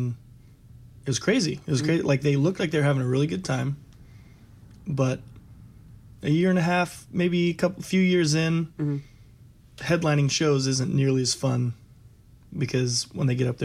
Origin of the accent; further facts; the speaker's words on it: Dallas, Texas, United States; I grew up in Dallas.